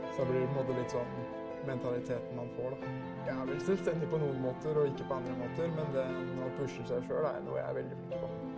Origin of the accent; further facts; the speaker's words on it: Svelvik, Vestfold, Norway; jeg kommer fra Svelvik